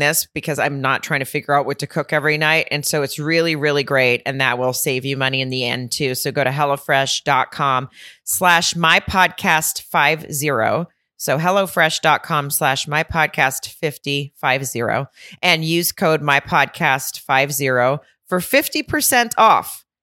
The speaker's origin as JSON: {"language": "English", "town": "Farmington", "region": "Arkansas", "country": "United States", "tie": "born or raised there", "moved": "yes", "lives_now": "California, United States", "said": "I'm from Farmington, Arkansas, and I grew up eating Hardee's"}